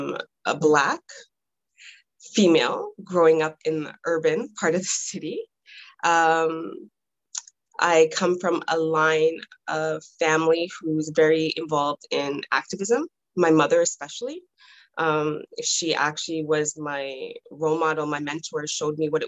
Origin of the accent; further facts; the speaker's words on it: Toronto, Ontario, Canada; I was born and raised in Toronto.